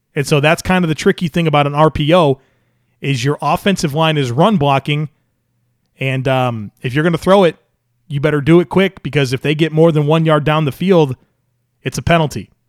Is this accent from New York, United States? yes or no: yes; Western New York, United States; growing up in Western New York